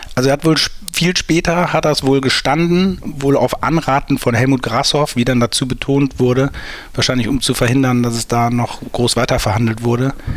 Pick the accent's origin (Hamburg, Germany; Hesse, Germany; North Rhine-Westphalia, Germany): North Rhine-Westphalia, Germany; St. Tönis; ich komme aus St. Tönis und wir hatten früher ein Sportgeschäft in der Stadt